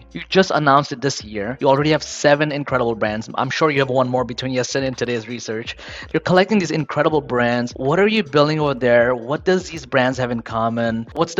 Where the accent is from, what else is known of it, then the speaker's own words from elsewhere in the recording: New York City, New York, United States; I grew up in Queens, New York. I came here as an immigrant.